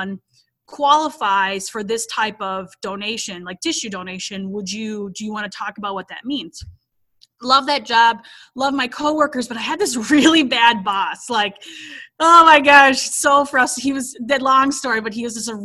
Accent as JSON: {"language": "English", "region": "Minnesota", "country": "United States", "tie": "born or raised there", "moved": "as an adult", "lives_now": "Alabama, United States", "said": "I am from Minnesota, lived there basically my whole life until we recently relocated to Alabama."}